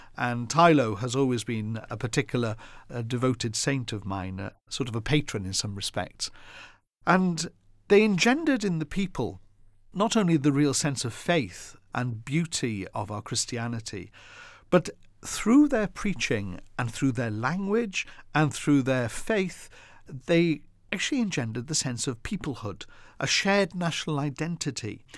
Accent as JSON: {"language": "English", "region": "Wales", "country": "United Kingdom", "tie": "born or raised there", "moved": "yes", "lives_now": "England", "said": "My own family are in Wales and we're very proud of being Welsh"}